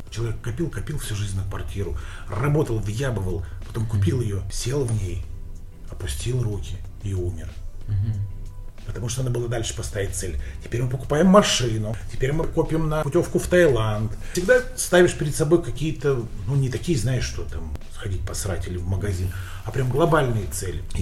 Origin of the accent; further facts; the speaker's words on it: Russia; России я и из Казахстана ….